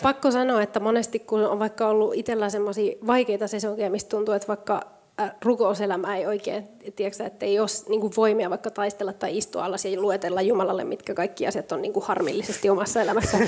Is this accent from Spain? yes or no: yes; Spain; now in Finland; mä oon Espanjasta kotoisin